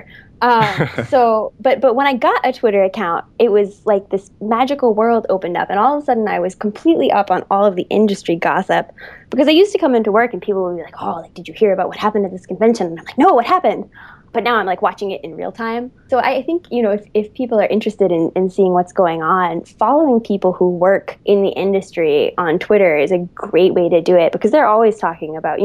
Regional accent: Massachusetts, United States; now in New York City, United States; I'm from Massachusetts, but I seem to have been, you know, New Yorkified in my time there.

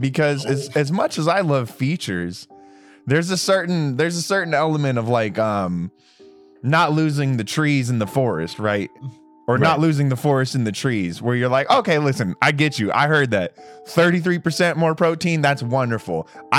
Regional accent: United States; I'm an American

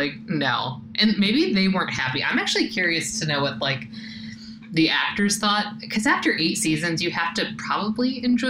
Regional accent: Los Angeles, California, United States; moved away; I am originally from Southern California and the Los Angeles area

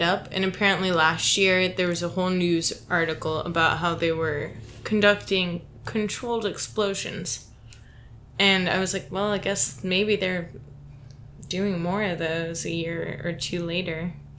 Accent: Ohio, United States; moved away; I'm from Ohio, as you could probably tell by James's weird song. But where I'm from, there's a huge Air Force base that is known for aliens.

